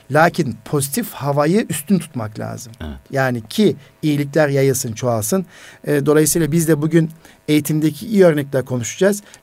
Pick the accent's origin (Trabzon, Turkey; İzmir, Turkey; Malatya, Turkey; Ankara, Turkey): Malatya, Turkey